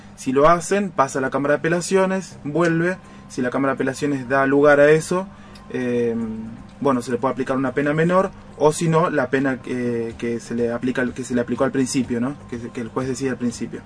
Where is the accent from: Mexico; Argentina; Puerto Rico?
Argentina; Rosario, Santa Fe; moved away as an adult; also born or lived in San Lorenzo; now in Roldán, Argentina; Yo soy oriundo de Rosario. Ah. Yo nací y, y, crecí ahí en Rosario